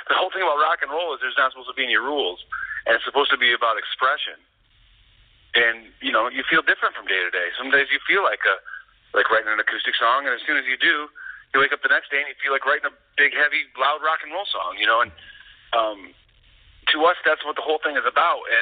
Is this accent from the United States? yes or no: yes; Midwest, United States; now in Los Angeles, United States; Actually, it's funny we're all from the Midwest, but mm-hmm. we met in Los Angeles.